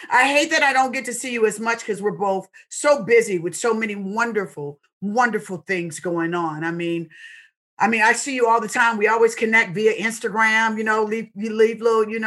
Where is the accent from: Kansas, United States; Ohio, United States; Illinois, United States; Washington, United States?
Washington, United States; Seattle; I'm from Seattle, Washington.